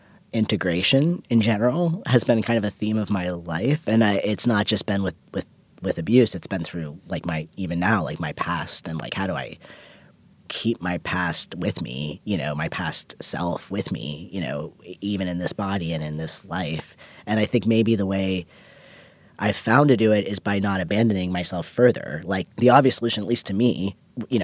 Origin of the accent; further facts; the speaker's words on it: hometown near Pittsburgh, Pennsylvania, United States; moved away; I always pass through Pittsburgh, and I always avoid my hometown